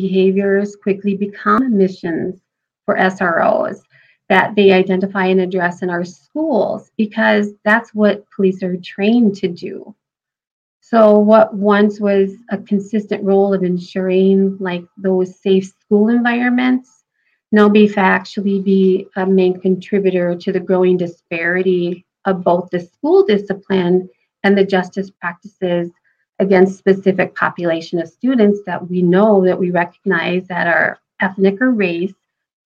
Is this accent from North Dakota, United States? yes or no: yes; North Dakota, United States; also born or lived in Fargo, North Dakota; I am born and raised in North Dakota. I moved to Fargo, I won't say how many years ago